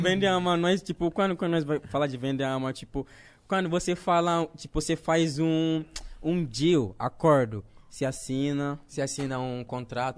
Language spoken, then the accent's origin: Portuguese; Ghana; Portuguese is a second language; moved away as an adult; also born or lived in Recife, Brazil; now in Brazil; Eu nasci na quebrada em Gana, mas não na quebrada aqui